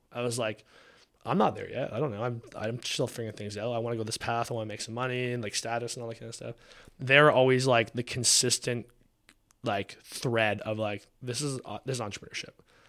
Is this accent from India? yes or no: no; Canada; now in Texas, United States; Like, we're from Canada.